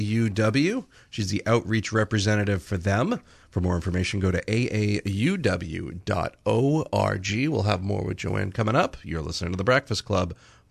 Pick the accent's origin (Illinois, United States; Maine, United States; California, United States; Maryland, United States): Maine, United States; Dixfield; I grew up in Dixfield, Livermore, and they had the New Orleans